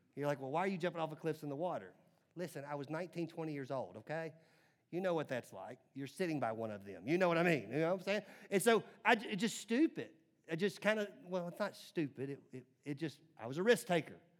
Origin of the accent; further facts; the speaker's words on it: Nashville, Tennessee, United States; growing up in Nashville, again, in the nineties